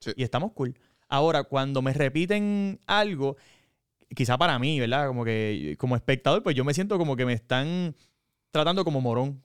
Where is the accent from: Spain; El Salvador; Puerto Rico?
Puerto Rico; Corozal; yo soy de Corozal